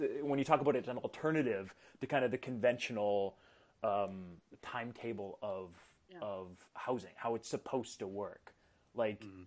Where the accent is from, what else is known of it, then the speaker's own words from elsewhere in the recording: Manitoba, Canada; I was born in Manitoba